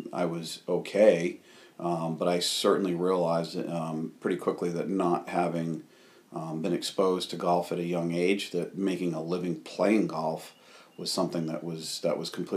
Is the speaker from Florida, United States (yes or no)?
no; Rhode Island, United States; also born or lived in Massachusetts; growing up in Rhode Island